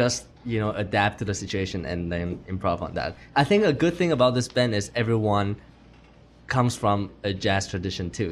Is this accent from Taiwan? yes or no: yes; Taiwan; moved away as an adult; now in United States; Taiwan, and I came to the States for studying for Berklee College of Music